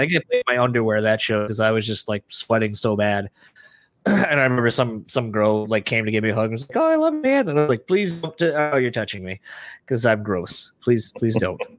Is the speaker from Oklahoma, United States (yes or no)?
no; Michigan, United States; we're from Michigan